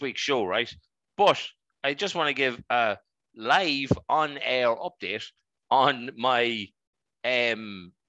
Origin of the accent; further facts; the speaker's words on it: Dundalk, Leinster, Ireland; we're from Dundalk, obviously we know people